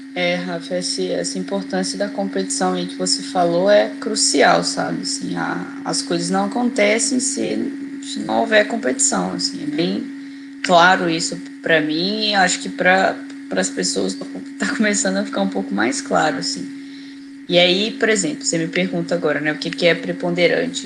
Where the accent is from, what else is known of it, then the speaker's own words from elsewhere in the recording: Pinheiral, Rio de Janeiro, Brazil; also born or lived in Juiz de Fora; nasci no interior do estado do Rio, né? Eu sou de tipo, uma cidadezinha que chama Pinheiral, é perto de Volta Redonda